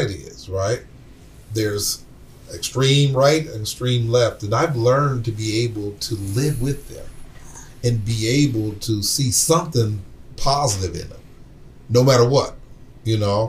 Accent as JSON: {"language": "English", "town": "Flint", "region": "Michigan", "country": "United States", "said": "I'm from Flint."}